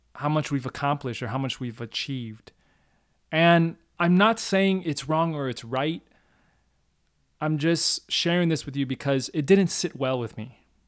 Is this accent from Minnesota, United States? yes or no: yes; Minnesota, United States; moved away as an adult; also born or lived in Hong Kong; a kid growing up in Minnesota, a Chinese, Cantonese, growing up on kung fu movies